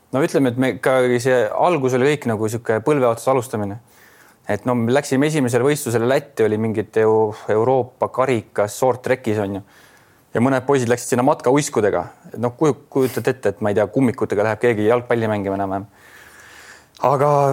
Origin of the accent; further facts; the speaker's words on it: Adavere, Jõgeva County, Estonia; oleme ikkagi Adaverest tulnud koos